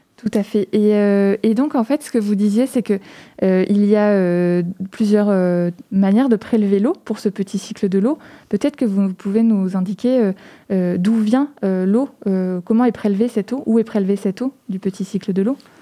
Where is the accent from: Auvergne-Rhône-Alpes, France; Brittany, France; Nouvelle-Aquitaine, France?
Nouvelle-Aquitaine, France; Poitiers; chez nous à Poitiers